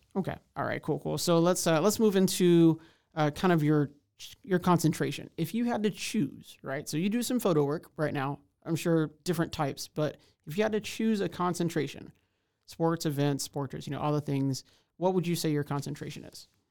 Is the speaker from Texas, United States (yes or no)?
yes; Houston, Texas, United States; now in Waco, United States; I'm originally from Houston, Texas, so much larger place